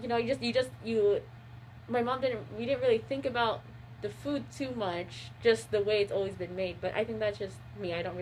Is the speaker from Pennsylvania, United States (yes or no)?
no; Bay Area, California, United States; now in Spokane, United States; I'm from the Bay Area, and like, there's just such, you know, and I grew up with a lot of Filipino families